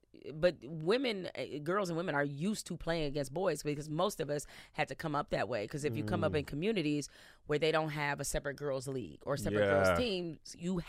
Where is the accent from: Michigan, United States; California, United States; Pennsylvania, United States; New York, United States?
Michigan, United States; Detroit; growing up in Detroit, it's a gritty city. It's a tough city. It's a prideful city.